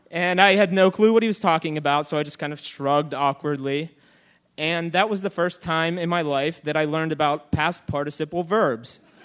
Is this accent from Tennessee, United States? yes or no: no; Pittsburgh, Pennsylvania, United States; I had been living geographically in the same place I'd been my entire life. Everyone sounded exactly the same as I did, and now I was in this entire new world where I sounded different, although I was still essentially in my hometown.